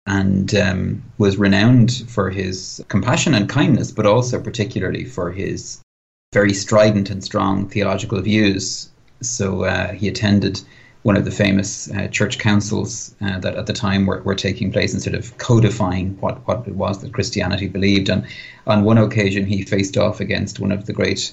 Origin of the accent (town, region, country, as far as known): Ireland